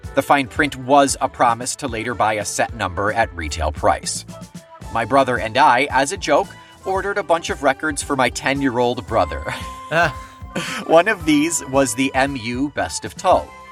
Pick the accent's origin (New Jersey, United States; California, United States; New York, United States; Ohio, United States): New York, United States; Weedsport; also born or lived in Marietta; I was from Weed Sport